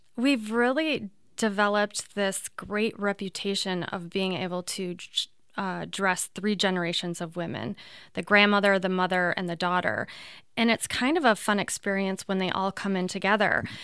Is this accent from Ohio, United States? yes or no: yes; Toledo, Ohio, United States; I'm from Toledo